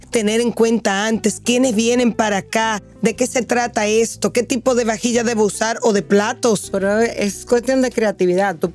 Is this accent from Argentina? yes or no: no; Dominican Republic; has dicho algo que para mí, como dominicana, de verdad, yo pienso que nos cuesta un poquito, que es el ser organizado y planificar.